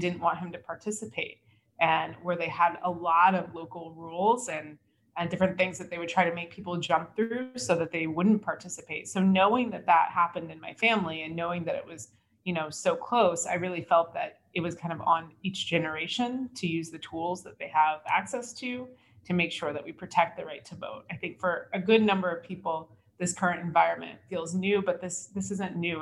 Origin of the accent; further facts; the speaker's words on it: United States; as an American